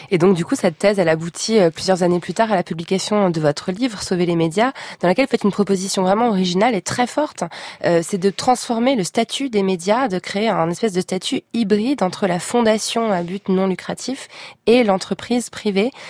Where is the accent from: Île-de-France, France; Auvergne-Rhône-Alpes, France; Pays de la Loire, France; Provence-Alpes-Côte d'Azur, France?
Provence-Alpes-Côte d'Azur, France; Marseille; moved away as an adult; also born or lived in Paris / Harvard; quand, on vient de Marseille